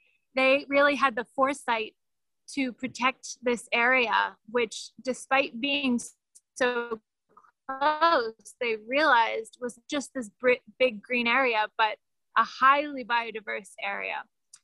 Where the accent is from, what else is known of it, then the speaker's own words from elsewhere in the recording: Ecuador; I mean, we are from Ecuador. I speak like an American, but I'm from here.